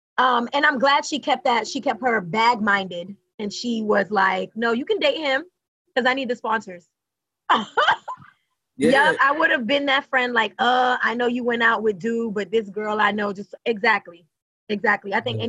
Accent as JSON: {"language": "English", "country": "Haiti", "said": "I'm from Haitian."}